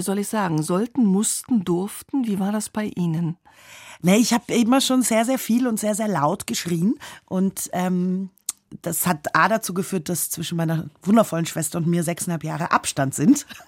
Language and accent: German; Austria; also born or lived in London; als Österreicherin